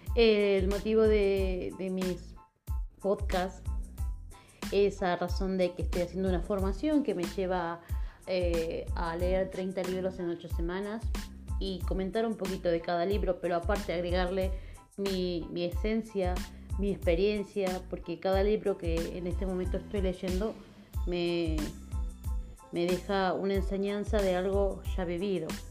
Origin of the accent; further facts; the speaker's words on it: Argentina; now in Spain; soy argentina, vivo en España.